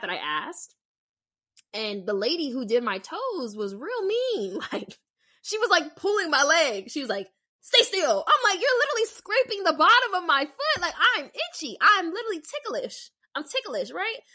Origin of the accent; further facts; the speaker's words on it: Las Vegas, Nevada, United States; moved away; I'm from Vegas.